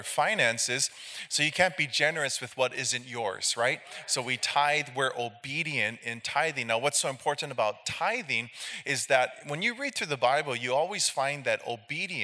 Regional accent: Hilo, Hawaii, United States; I'm from Hilo, Hawaii. We're on the Big Island, the island with the volcanoes.

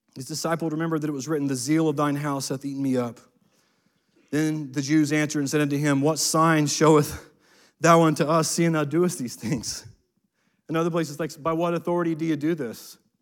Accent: United States; as an American

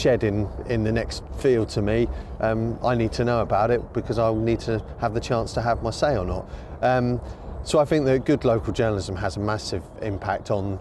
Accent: Suffolk, East of England, United Kingdom; now in Norwich, United Kingdom; I was born in Norwich, and despite growing up in Suffolk, Norfolk and Norwich was always the place that I kind of looked to as home

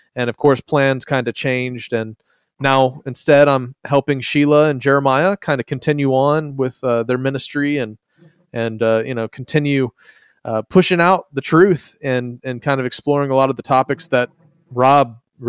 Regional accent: Philippines; moved away as an adult; I was raised in the Philippines as a missionary kid, grew up around a lot of different blends of Christianity there on the mission field, came back for college

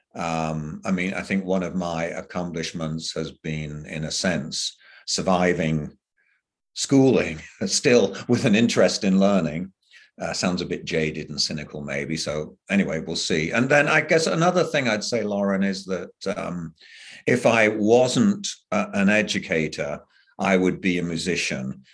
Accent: England, United Kingdom; moved away; I grew up in England

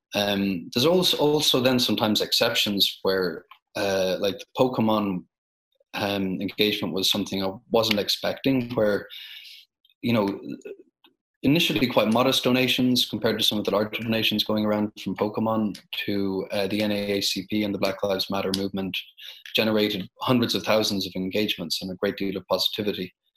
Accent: Ireland; My home country of Ireland

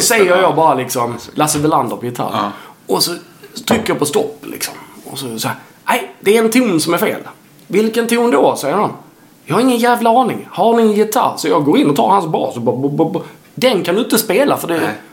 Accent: Sweden; also born or lived in Helsingborg; som svensk

